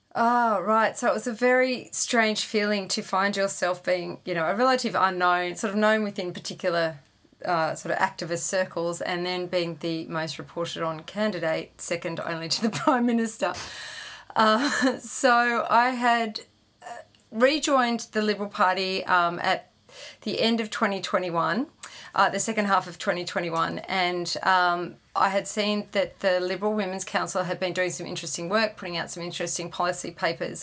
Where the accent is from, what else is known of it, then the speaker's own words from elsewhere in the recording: Sydney, New South Wales, Australia; I grew up in Sydney